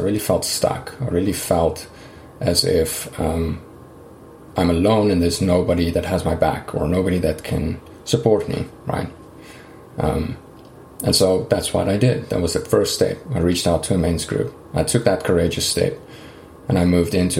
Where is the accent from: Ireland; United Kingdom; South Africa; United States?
South Africa; moved away as an adult; So I grew up in South Africa, and I spent most of my life there. I think I left when I was about 29 or 30